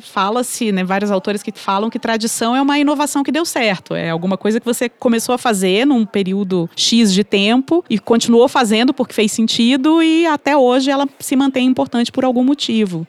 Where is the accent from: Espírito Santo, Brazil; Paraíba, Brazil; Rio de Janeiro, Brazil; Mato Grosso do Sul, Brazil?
Espírito Santo, Brazil; eu, que sou capixaba do Espírito Santo